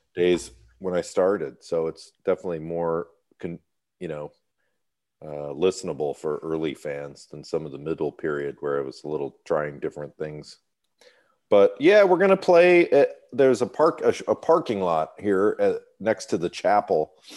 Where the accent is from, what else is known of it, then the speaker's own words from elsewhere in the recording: Birmingham, Michigan, United States; moved away as an adult; also born or lived in New York City / Illinois / Texas; now in California, United States; I grew up in Birmingham, Michigan, which is a very upscale, white collar part of Detroit